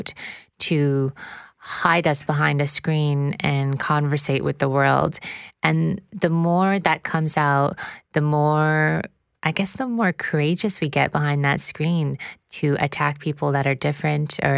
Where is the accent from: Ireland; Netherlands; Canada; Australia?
Canada; Luskville, Quebec; Originally from Luskville, Quebec